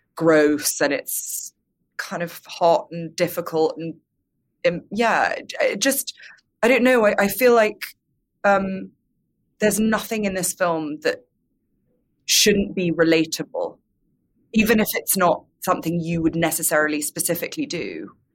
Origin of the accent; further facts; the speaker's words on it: United Kingdom; as a British person